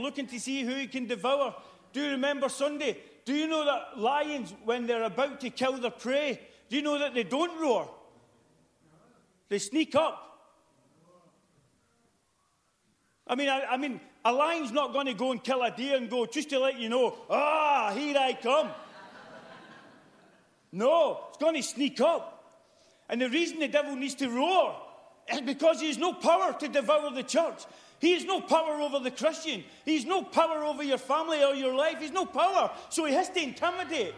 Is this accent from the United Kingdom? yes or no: yes; United Kingdom